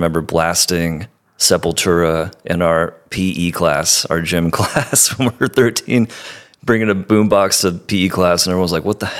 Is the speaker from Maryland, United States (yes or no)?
no; Bay Area, California, United States; also born or lived in Orange County; now in San Francisco, United States; I moved from the Bay Area to Orange County when I was 16. So, I was born in SoCal, moved to the Bay when I was 10, moved back down when I was 16, moved back up when I was 22.